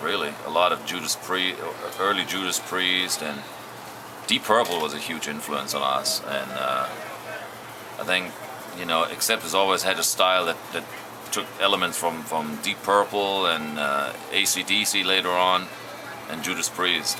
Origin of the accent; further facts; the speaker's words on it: Germany; We grew up in Germany